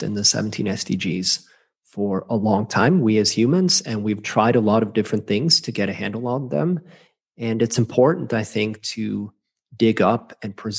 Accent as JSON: {"language": "English", "region": "Skåne", "country": "Sweden", "tie": "born or raised there", "also_born_or_lived": "Minnesota", "moved": "yes", "said": "I have these roots in Minnesota, but I grew up in Sweden. My mother's Swedish, and I grew up right on the coast where the bridge from the series The Bridge now stands."}